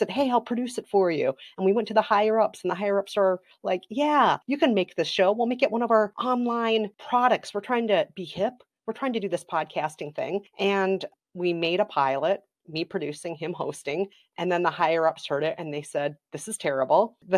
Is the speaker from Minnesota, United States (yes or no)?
yes; Minnesota, United States; also born or lived in South Korea; I am from Minnesota